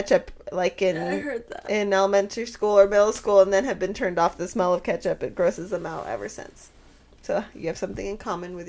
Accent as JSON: {"language": "English", "region": "West Coast", "country": "United States", "said": "We're from the West Coast."}